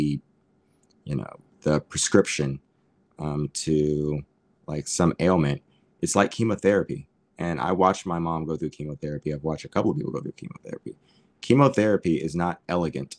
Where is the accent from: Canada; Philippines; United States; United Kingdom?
United States; moved away as an adult; now in Tokyo, Japan; I'm Black and I'm from America